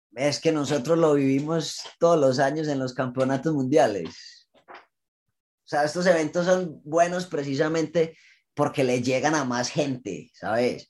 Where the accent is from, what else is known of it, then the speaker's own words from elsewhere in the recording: Colombia; nosotros crecimos en Colombia con la idea de, ser futbolista